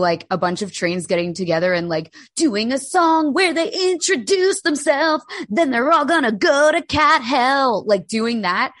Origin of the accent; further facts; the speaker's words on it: New Jersey, United States; we grew up in Jersey.